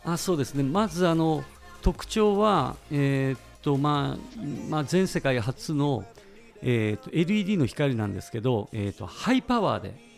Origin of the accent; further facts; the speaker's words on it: Ishikawa, Japan; 石川県出身でして